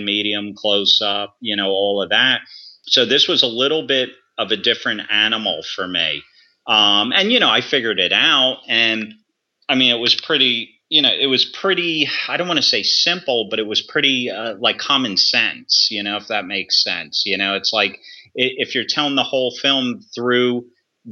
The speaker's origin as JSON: {"language": "English", "country": "United States", "said": "I'm American"}